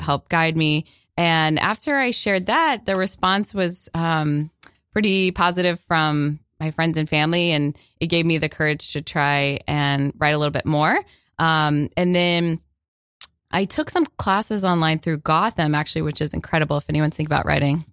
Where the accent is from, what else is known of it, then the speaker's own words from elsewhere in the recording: Florida, United States; I grew up in Florida